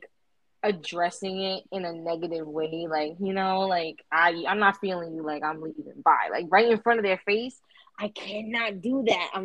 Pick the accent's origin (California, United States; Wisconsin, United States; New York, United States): New York, United States; I'm from New York